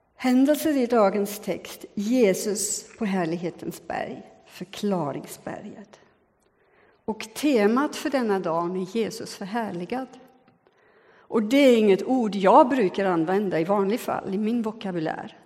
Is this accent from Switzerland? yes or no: yes; Switzerland; now in Sweden; jag är både född och uppvuxen i Schweiz